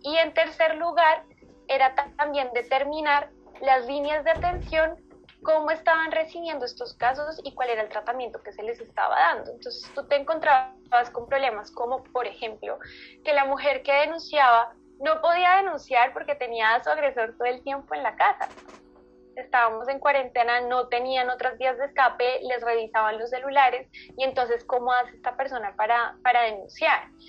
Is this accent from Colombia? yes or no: yes; Colombia; soy de Colombia